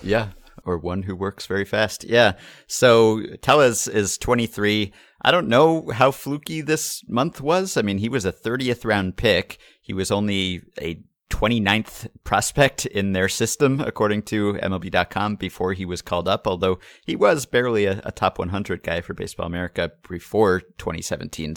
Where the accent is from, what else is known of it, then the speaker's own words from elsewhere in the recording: New York, United States; I'm from New York and here we say Mario